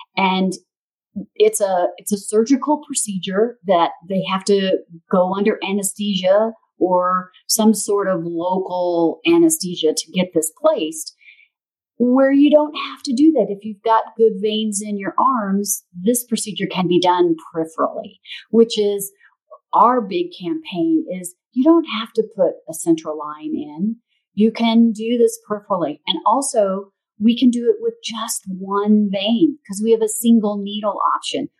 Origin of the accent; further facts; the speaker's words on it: Missouri, United States; also born or lived in St. Louis, Missouri; my little hometown in Missouri. Then I moved from my hometown to the big city of St. Louis, Missouri